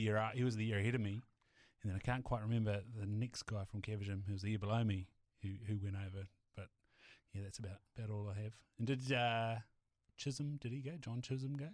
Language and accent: English; Southland, New Zealand; moved away; also born or lived in Hawke's Bay; being from Southland